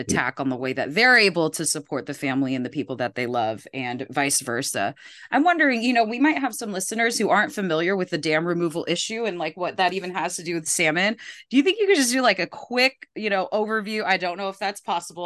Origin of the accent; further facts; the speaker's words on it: Philippines; I'm from the Philippines